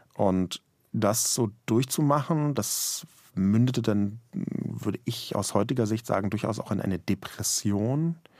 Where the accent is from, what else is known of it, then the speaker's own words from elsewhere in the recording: Berlin, Germany; weil ich in West-Berlin geboren und aufgewachsen bin